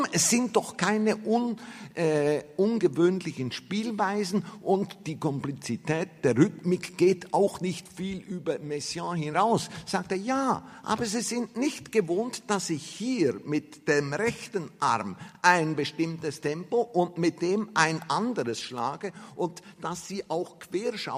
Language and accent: German; Salzburg, Austria; also ich komme aus Salzburg, entschuldigen Sie, höchste Mozart-Kompetenz.